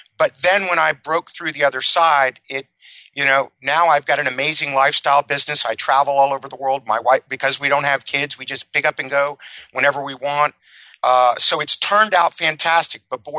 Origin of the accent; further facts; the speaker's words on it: Miami, Florida, United States; I grew up in Miami, Florida, a very wealthy family.